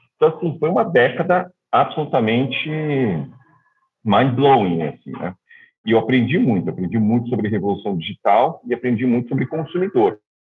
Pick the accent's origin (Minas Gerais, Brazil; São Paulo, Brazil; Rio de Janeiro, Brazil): São Paulo, Brazil; moved away as an adult; also born or lived in Shanghai / Melbourne; Eu sou nascido em São Paulo